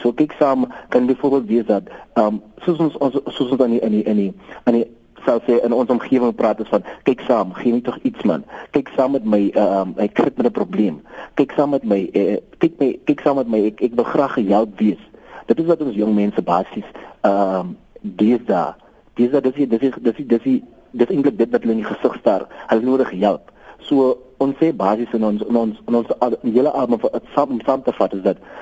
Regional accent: Kakamas, Northern Cape, South Africa; also born or lived in Springbok; ek is oorsprong van Kakamas

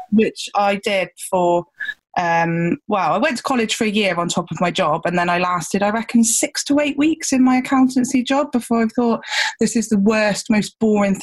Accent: Gloucestershire, South West England, United Kingdom; I'm from down in Gloucestershire. You might hear that in my accent.

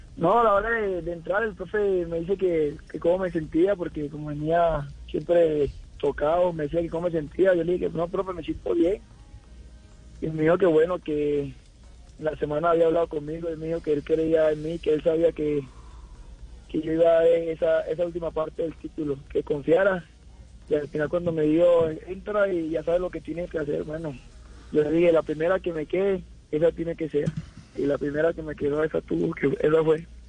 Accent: Colombia; now in León, Mexico; mañana ya regreso a Colombia

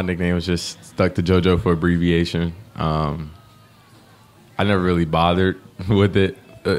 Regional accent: Hamilton, Ohio, United States; Growing up, came from Hamilton, our rivalry. So that's my hometown.

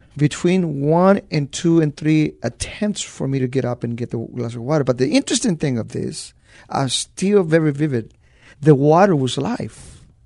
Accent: Los Angeles, California, United States; moved away as an adult; also born or lived in Zacatecas, Mexico; now in San Antonio, United States; at a very young age, uh, I, I moved to East L A, and, uh, I grew up in East L A.

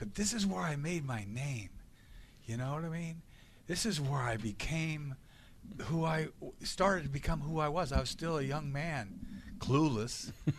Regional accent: Boston, Massachusetts, United States; I'm a New Englander. You know what I mean? I'm a Bostonian.

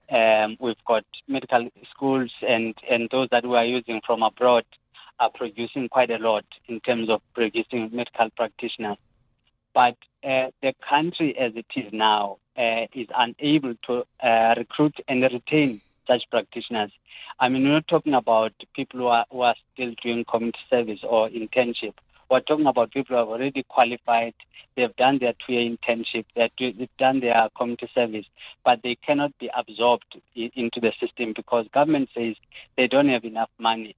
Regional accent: South Africa; as a South African uh, uh taxpayer

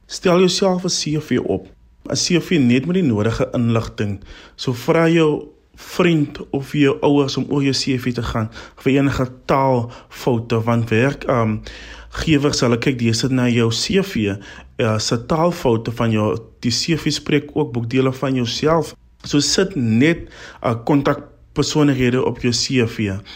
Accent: Albertinia, Western Cape, South Africa; ek is van Albertina in die Suid-Kaap

